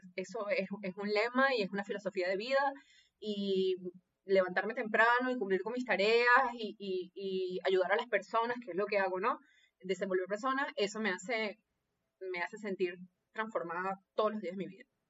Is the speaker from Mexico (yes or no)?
no; Venezuela; obediente venezolana